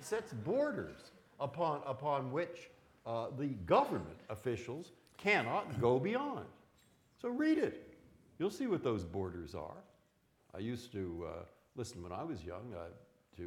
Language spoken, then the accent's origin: English; San Francisco, California, United States; moved away as an adult; also born or lived in Boston; I was born in San Francisco. I grew up in the 1950s